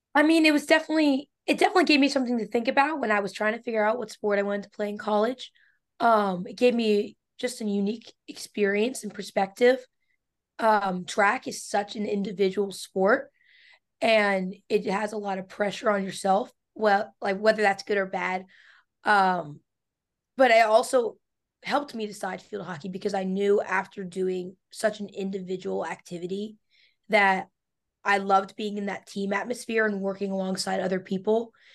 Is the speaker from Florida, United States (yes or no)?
no; Pennsylvania, United States; I'm from Pennsylvania, which is it's big for field hockey